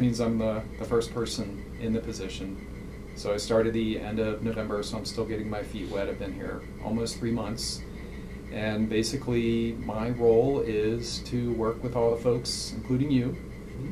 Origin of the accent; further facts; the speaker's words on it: Cincinnati, Ohio, United States; moved away as an adult; now in Albuquerque, United States; I'm originally from Cincinnati